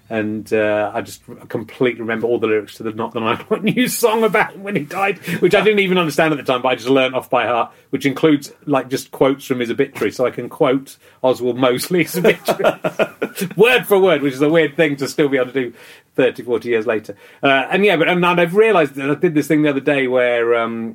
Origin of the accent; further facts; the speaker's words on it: Cheddar, South West England, United Kingdom; also born or lived in Pocklington, Yorkshire / Loughborough, Leicestershire; moved to Leicestershire, and then we moved to Somerset